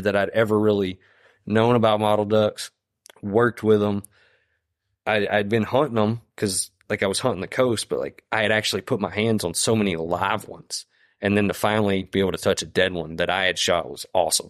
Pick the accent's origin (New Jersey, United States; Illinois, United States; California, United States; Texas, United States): Texas, United States; Deep East; moved away as an adult; also born or lived in Louisiana; I grew up in Deep East Texas